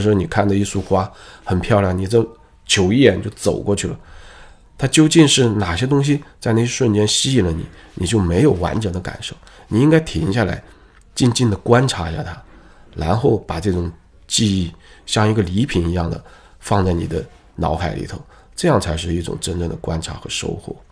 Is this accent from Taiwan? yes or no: no; China; 可能特别我们东方人或者我们中国人的特性吧